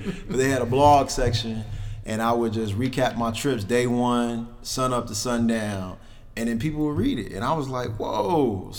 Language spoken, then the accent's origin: English; Chicago, Illinois, United States; born or raised there; also born or lived in Calumet City, Illinois